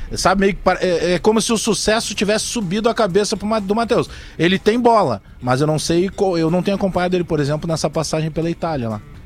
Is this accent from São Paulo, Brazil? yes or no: no; Porto Alegre, Rio Grande do Sul, Brazil; lá do nosso bairro, né? Porque a gente foi criado na Restinga